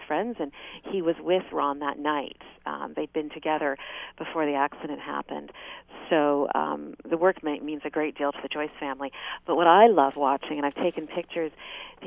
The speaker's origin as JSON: {"language": "English", "region": "Quebec", "country": "Canada", "tie": "born or raised there", "moved": "yes", "lives_now": "Ontario, Canada", "said": "I didn't grow up in Ontario. I grew up in Quebec."}